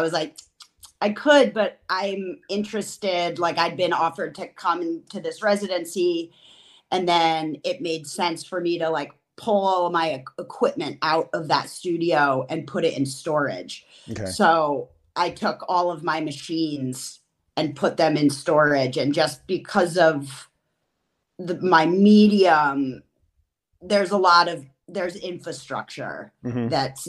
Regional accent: New Haven, Connecticut, United States; also born or lived in Austin, Texas / upstate New York / Western North Carolina; now in Madison, United States; I'm originally from New Haven, Connecticut, but I have lived in a number of places, including I spent a formative part of my youth in Austin, Texas

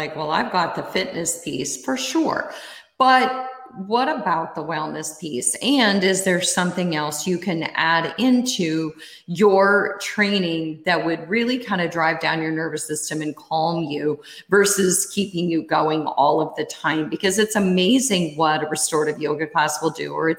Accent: Iowa, United States; I grew up in Iowa

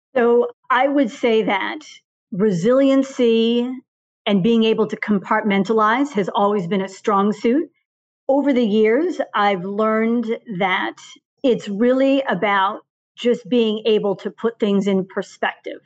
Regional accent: suburbs outside of Boston, Massachusetts, United States; also born or lived in Bermuda; born and raised in the suburbs outside of Boston

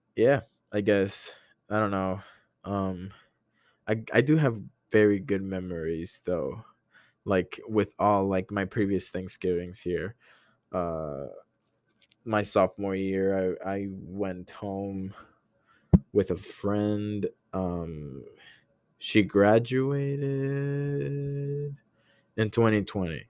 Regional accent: Honduras; moved away as an adult; now in United States; I'm not American

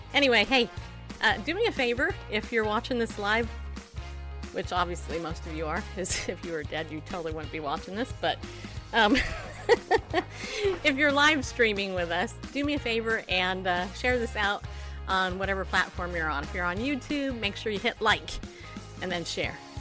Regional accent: Southern California, United States; now in Tennessee, United States; I grew up in Southern California, really close to Angel Stadium

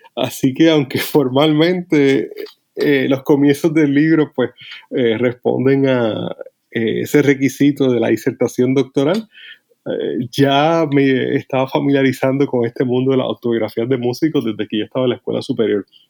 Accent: Puerto Rico; also born or lived in United States; yo crecí en, Puerto Rico.

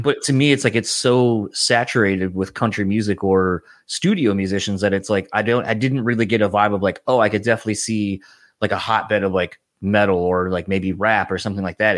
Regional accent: Delaware, United States; moved away; originally, I'm from Delaware

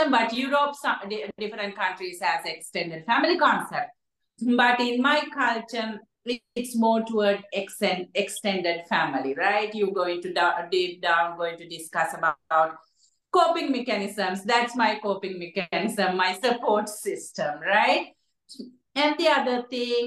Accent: Sri Lanka; moved away; I'm from Sri Lanka, and when I grew up, poverty is one of the key areas we experience.

